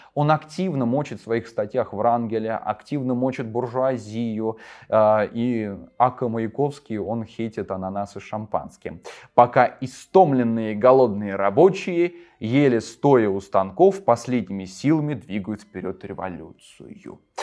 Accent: Volgograd, Volgograd Oblast, Russia; В моем родном городе Волгограде

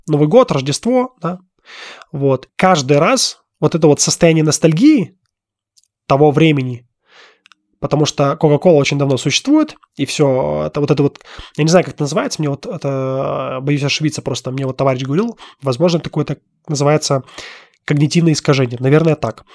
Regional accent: Russia; moved away as an adult; now in Armenia; я все равно родился и вырос в России. И там моя родина

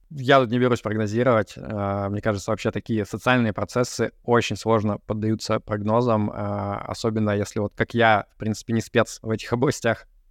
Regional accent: Yekaterinburg, Sverdlovsk Oblast, Russia; moved away as an adult; also born or lived in Moscow, Russia; now in Cyprus; я родился и вырос в Екатеринбурге

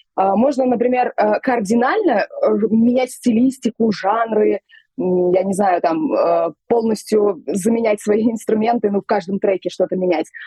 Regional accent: Tashkent, Uzbekistan; я вот родилась в Узбекистане, в Ташкенте, пошла в музыкальную школу

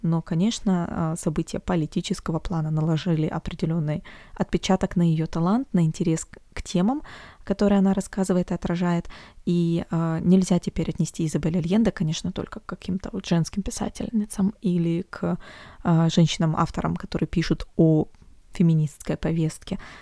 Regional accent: Omsk, Omsk Oblast, Russia; из Омска, из моего родного города

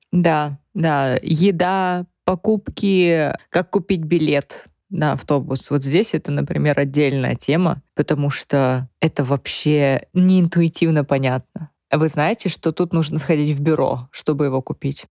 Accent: Russia; moved away as an adult; now in Germany; ich von der Russland, von der Russland, von Russland

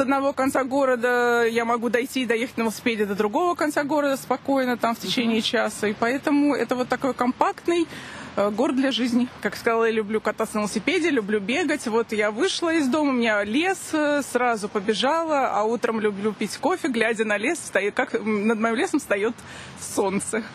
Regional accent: Zelenograd, Moscow, Russia; я именно Зеленоградка. Я не москвичка

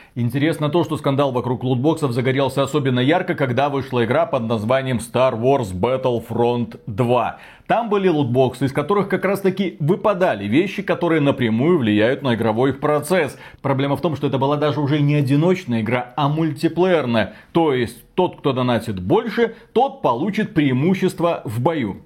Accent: Belarus; мы Два товарища из Беларуси

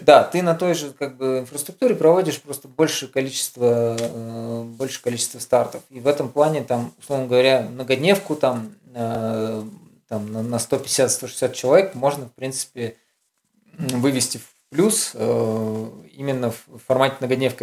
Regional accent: Urals, Russia; я с Урала

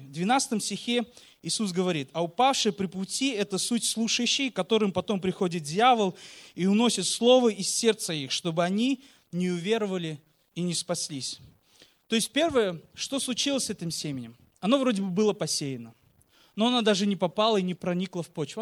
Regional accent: Uzbekistan; мы, как я уже сказал, родом из Узбекистана

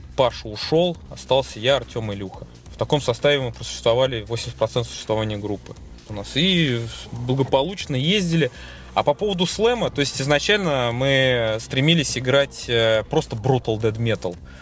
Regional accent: Tolyatti, Samara Oblast, Russia; в наш город

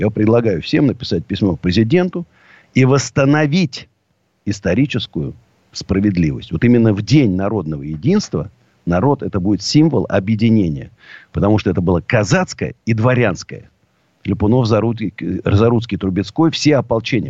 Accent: Russia; also born or lived in Moscow; я уже врос корнями так в Россию, меня уже не выдернуть

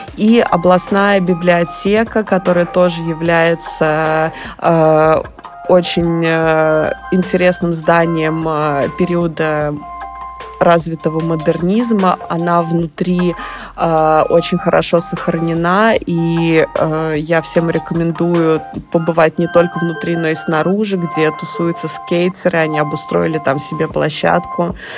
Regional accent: Samara, Samara Oblast, Russia; это мой родной город – Здесь я провела большую часть своей жизни

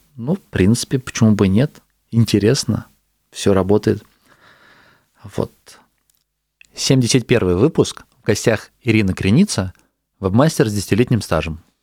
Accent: Astrakhan, Astrakhan Oblast, Russia; also born or lived in Saint Petersburg; Я сейчас из Питера вернулся в свой город, в Астрахань

